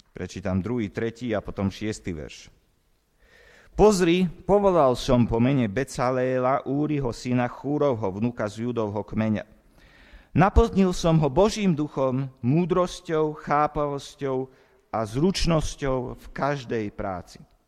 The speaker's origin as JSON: {"language": "Slovak", "country": "Slovakia", "tie": "born or raised there", "said": "som sa narodil na Slovensku a nie v Amerike"}